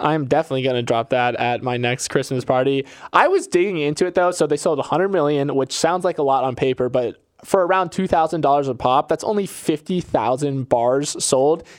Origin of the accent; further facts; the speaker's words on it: Florida, United States; I'm from Florida, and Publix is my retailer of choice